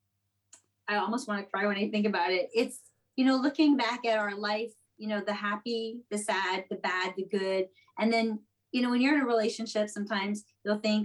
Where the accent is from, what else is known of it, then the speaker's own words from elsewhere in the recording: Montreal, Quebec, Canada; moved away as an adult; now in New York, United States; I was born in Montreal. I lived there my entire life until I went to Starbucks in Hawaii